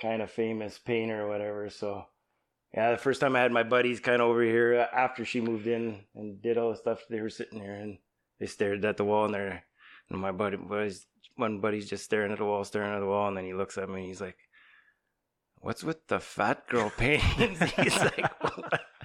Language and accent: English; San Andreas, California, United States; I grew up in San Andreas